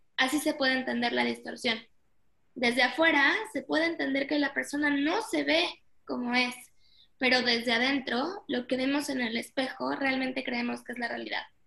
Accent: Mexico; nací aquí en México

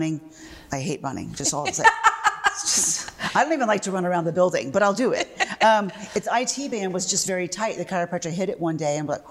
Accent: Florida, United States; moved away as an adult; also born or lived in British Virgin Islands / Jamaica / New Hampshire; now in Cape Cod, United States; I was born and raised in Florida

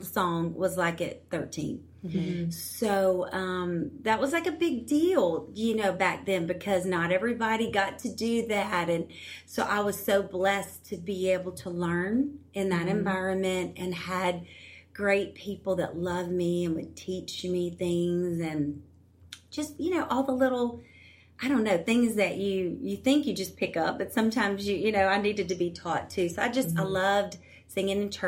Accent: Louisiana, United States; I'm from Louisiana

